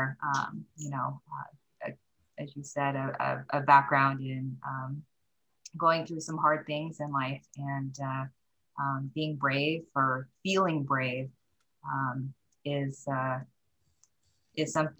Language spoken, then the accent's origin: English; the Northwest, Pacific Northwest, United States; also born or lived in Korea / Japan / Seattle; I did mostly grow up in the Northwest.